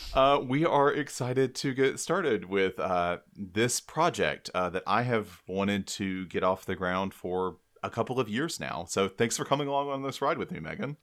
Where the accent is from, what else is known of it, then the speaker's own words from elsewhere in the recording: South Georgia, United States; we're from the same town in South Georgia